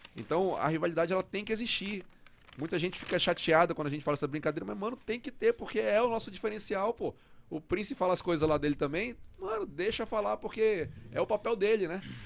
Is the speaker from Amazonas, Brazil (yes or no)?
yes; Parintins, Amazonas, Brazil; moved away; also born or lived in Fortaleza / São Paulo; Eu cresci em Parintins, década de noventa